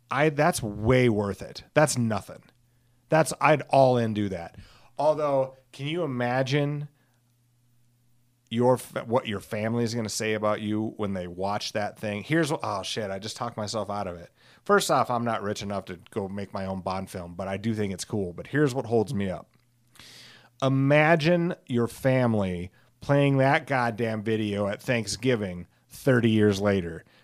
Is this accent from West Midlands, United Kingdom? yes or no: yes; Alcester, West Midlands, United Kingdom; I rode them sometimes in high school because I grew up in a in Alcester, which is you know tiny